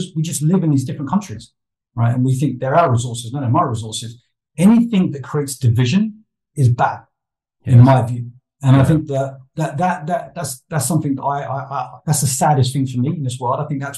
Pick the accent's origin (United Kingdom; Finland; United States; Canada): United Kingdom; I'm British